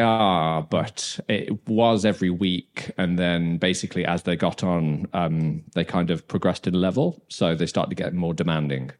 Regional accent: Dudley, West Midlands, United Kingdom; moved away as an adult; also born or lived in Brighton; now in Copenhagen, Denmark; I'm from Dudley.

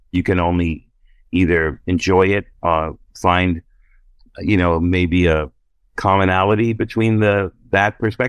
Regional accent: Brooklyn, New York, United States; And I'm like, oh yeah, I'm from Brooklyn.

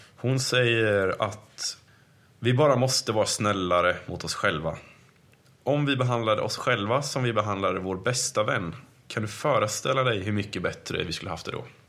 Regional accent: Sweden; vi i Sverige

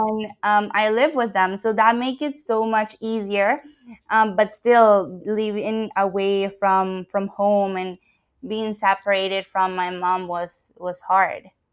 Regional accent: Ecuador; moved away as an adult; now in Canada; I am from Ecuador, and I moved to Canada for studies

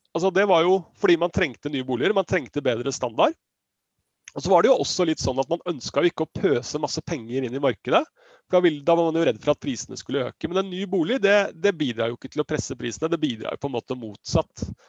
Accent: Siggerud, Akershus, Norway; Jeg er jo fra Sigrud

